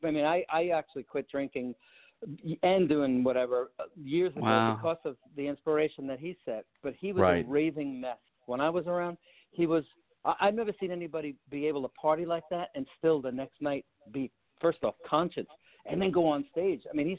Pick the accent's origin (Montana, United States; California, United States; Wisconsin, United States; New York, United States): New York, United States; Long Island; I grew up in Long Island, New York